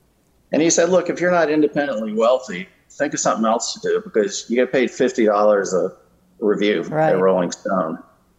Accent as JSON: {"language": "English", "town": "Atlanta", "region": "Georgia", "country": "United States", "tie": "born or raised there", "also_born_or_lived": "Connecticut", "said": "No, I was born in Connecticut, but my family moved to Atlanta when I was in the seventh grade, and I went to high school here."}